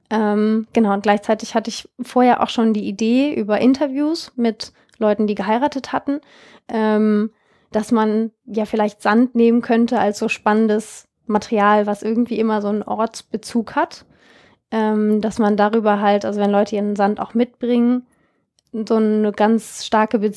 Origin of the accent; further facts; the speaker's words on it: Germany; inwiefern hängt eigentlich Deutschland, das Land, wo ich herkomme, in solchen Rohstoffkonflikten wie Peru oder auch Philippinen oder Südafrika mit drin